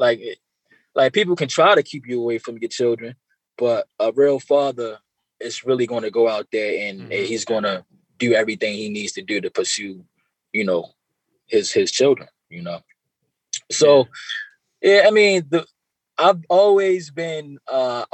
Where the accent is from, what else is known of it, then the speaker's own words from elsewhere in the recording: Baltimore, Maryland, United States; growing up in Baltimore and not really having that father figure